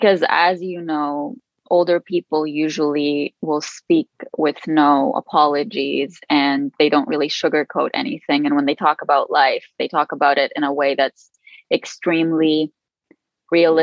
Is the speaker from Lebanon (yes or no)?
yes; Lebanon; first language Arabic; English is a second language; now in Canada; I was the only one in my family born and raised in Lebanon.